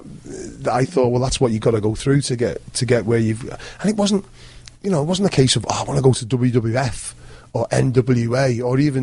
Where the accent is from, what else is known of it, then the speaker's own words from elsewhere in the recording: Liverpool, North West England, United Kingdom; someone from Liverpool was like kind of frowned upon. I was the only Liverpool wrestler